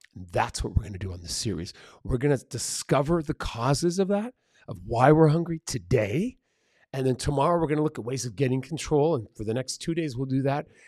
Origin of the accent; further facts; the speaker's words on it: San Diego, California, United States; first language Spanish; English is a second language; also born or lived in Mexico City, Mexico; when I was a kid and I was living in San Diego